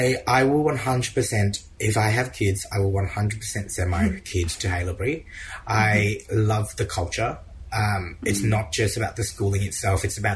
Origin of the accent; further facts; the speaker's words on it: Vietnam; we came from Vietnam.